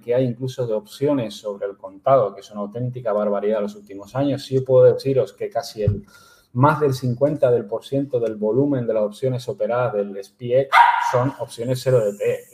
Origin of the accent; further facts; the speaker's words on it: Canary Islands, Spain; yo soy nacido en Canarias, o sea que podría decir que yo me siento canario